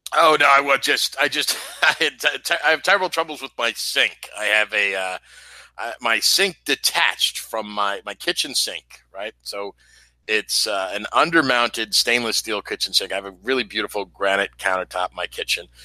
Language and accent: English; New York City, New York, United States; born and raised in New York City